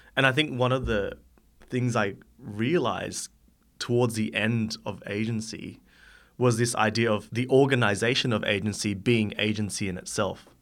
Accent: Sydney, New South Wales, Australia; I am from Sydney

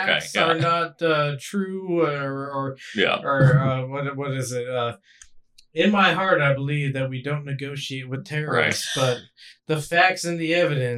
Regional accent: Washington, United States; now in New York, United States; I grew up in Washington State, in the fucking mountains, where we didn't even have skyscrapers

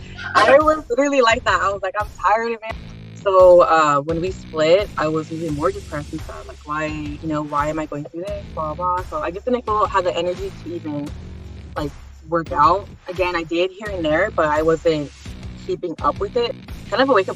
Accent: Baldwin Park, California, United States; now in Covina, United States; I'm from Baldwin Park, 29 years old. I grew up with just two sisters.

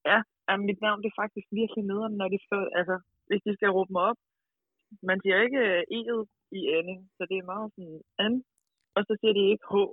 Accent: Denmark; now in France; jeg er den eneste dansker.

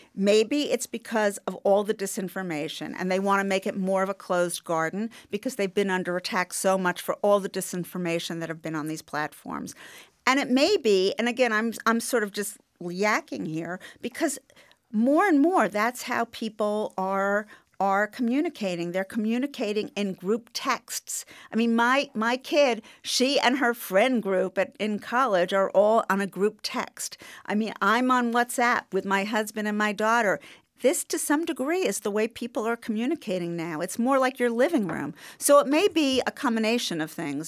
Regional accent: New York, United States; I'm a New Yorker

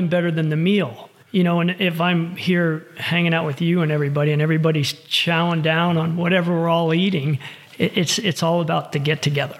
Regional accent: Fort Lauderdale, Florida, United States; moved away as an adult; now in Reno, United States; I'm born and raised in Florida

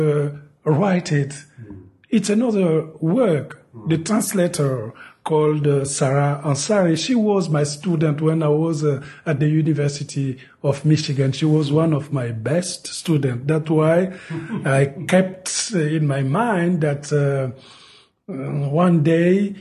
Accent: Republic of the Congo; English is a second language; moved away; the French language is present in the Congo because we were colonized by France. So everybody speaks French

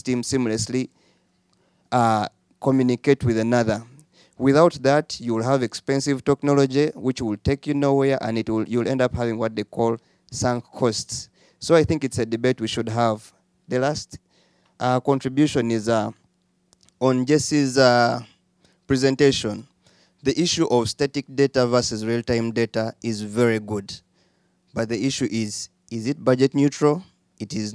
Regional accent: Uganda; I'm from Uganda, where we have one of the lowest learning, literacy, and proficiency

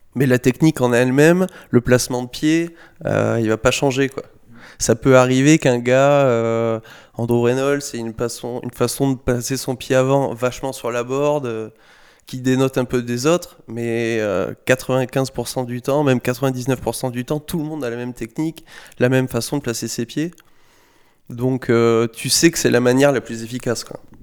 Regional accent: Saint-Médard-en-Jalles, Nouvelle-Aquitaine, France; je suis de Saint-Médard, en banlieue de Bordeaux, à un quart d'heure de Bordeaux, plus du côté de Lacanau et de l'océan.

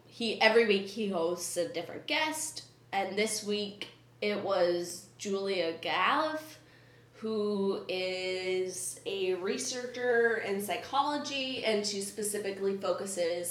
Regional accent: Minnesota, United States; as a Minnesotan

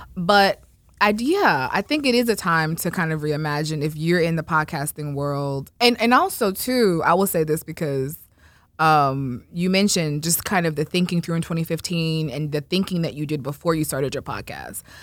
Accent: Florida, United States; I'm from Florida

